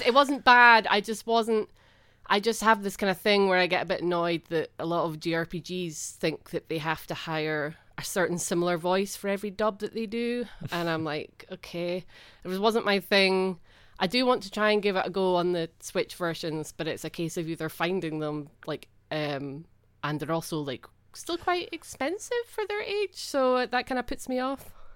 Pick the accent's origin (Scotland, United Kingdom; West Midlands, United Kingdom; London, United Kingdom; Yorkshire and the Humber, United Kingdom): Scotland, United Kingdom; it's just ingrained in me as a Scottish person.